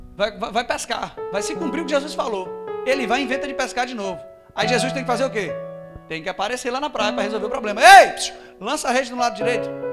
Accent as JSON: {"language": "Portuguese", "country": "Brazil", "said": "eu sou brasileiro"}